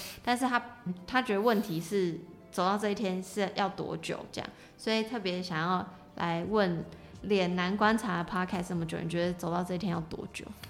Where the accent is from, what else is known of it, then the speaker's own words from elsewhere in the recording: Taiwan; 我们身为台湾人